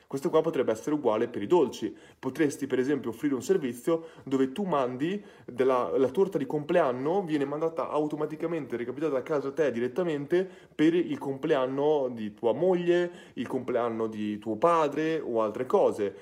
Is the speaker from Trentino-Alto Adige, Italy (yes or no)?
no; Ferrara, Emilia-Romagna, Italy; sono di Ferrara